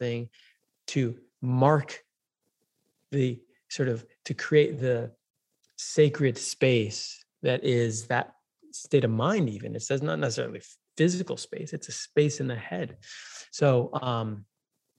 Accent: New York, United States; moved away; I grew up in New York

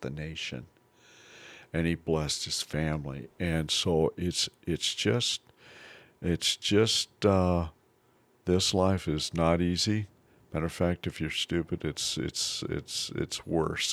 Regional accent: Basin, Wyoming, United States; I grew up in Basin, Wyoming.

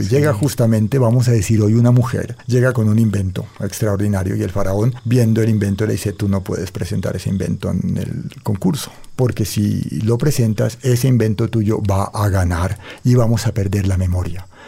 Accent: Cali, Valle del Cauca, Colombia; yo crecí en Cali

